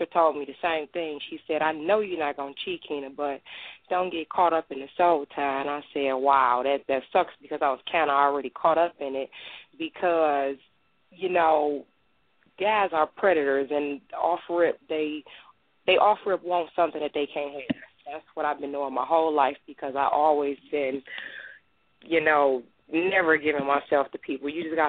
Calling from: Michigan, United States; I'm calling in from Michigan.

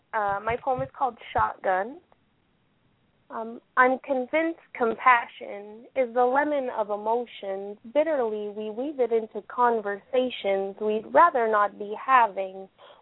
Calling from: Ottawa, Ontario, Canada; Ottawa, Canada.

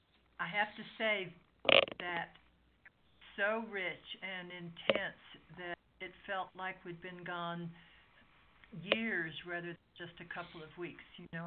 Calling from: Ecuador; I'm calling in from Ecuador, so people need to be very patient with the technology.

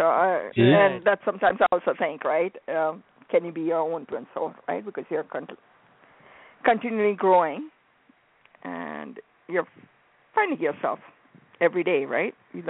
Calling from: Arizona, United States; I'm calling from Arizona.

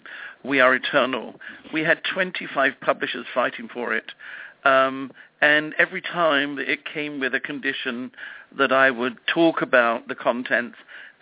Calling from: Los Angeles, California, United States; I'm phoning you from Los Angeles.

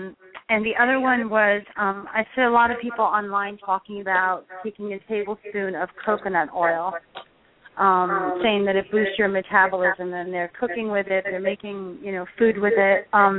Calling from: New York City, New York, United States; I'm calling from Brooklyn, New York.

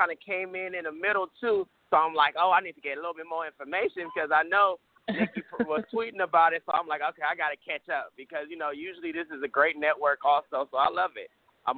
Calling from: Los Angeles, California, United States; I am calling from Los Angeles, California. Los Angeles, Hollywood.

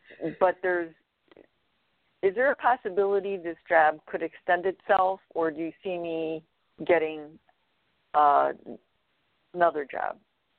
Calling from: Illinois, United States

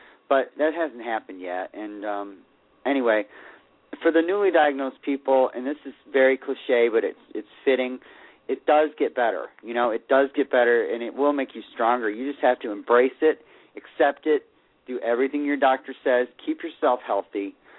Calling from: Sarasota, Florida, United States; Hello, this is … in Sarasota, Florida.

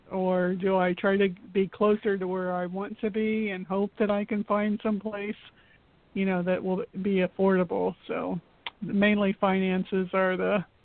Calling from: Florida, United States; This is … from Florida.

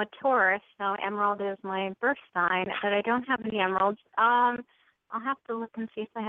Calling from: New Jersey, United States; Oh, I'm in New Jersey.

